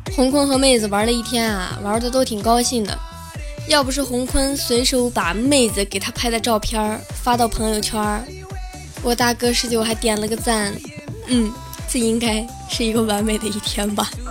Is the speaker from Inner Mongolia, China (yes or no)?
yes; Inner Mongolia, China; moved away; 我的老家是内蒙古的